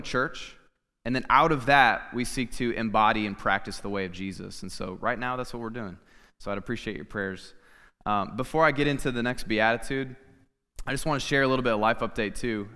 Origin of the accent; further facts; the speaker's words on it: Clinton, Iowa, United States; my family and I moved back to my hometown. I'm from Clinton, Iowa